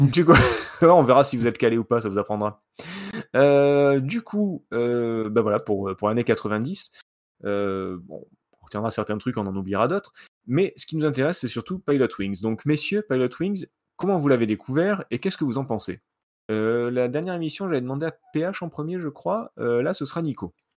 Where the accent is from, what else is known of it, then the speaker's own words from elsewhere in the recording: Marseille, Provence-Alpes-Côte d'Azur, France; je suis de Marseille